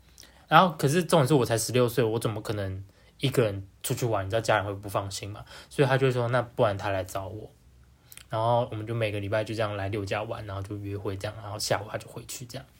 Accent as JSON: {"language": "Chinese", "town": "Liujia", "region": "Tainan", "country": "Taiwan", "said": "我是台南人。"}